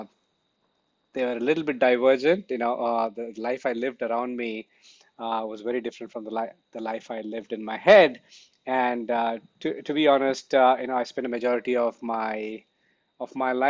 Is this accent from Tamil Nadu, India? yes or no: yes; Chennai, Tamil Nadu, India; moved away as an adult; also born or lived in Coimbatore / New York; I come from Chennai